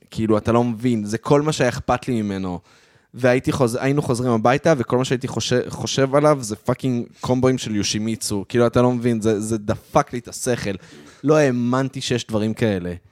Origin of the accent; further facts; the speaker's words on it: Modiin Illit, Judea and Samaria, Israel; הייתי ילד חרדי ו... וגדלתי במודיעין עילית, אבל היינו הולכים לקניון מלכה לעשות uh, קניות